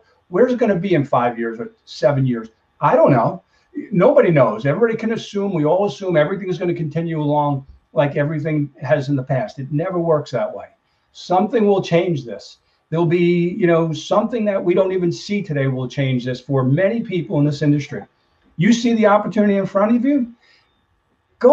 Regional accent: New York, United States; I am from New York

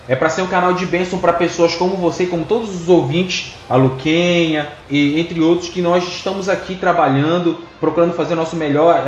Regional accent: Pará, Brazil; nós somos do Pará, tá? E aqui não tem jacaré, aqui tem internet

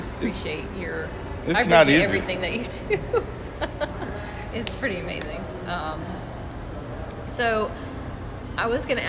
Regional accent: Alabama, United States; moved away as an adult; now in Florida, United States; I'm from Alabama originally. We've been here for 5 years, so... Mm-hmm. You know, smaller town

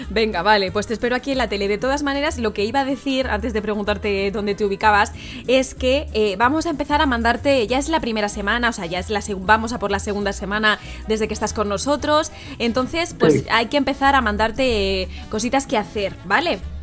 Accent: Madrid, Community of Madrid, Spain; yo también soy de Madrid

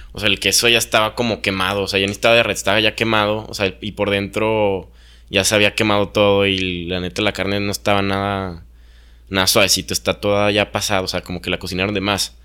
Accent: Mexico; yo no elegí ser mexicano

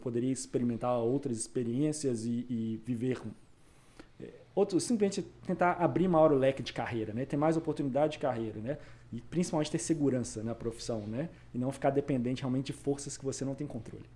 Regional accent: Belo Horizonte, Minas Gerais, Brazil; moved away as an adult; now in Vancouver, Canada; Sou de BH

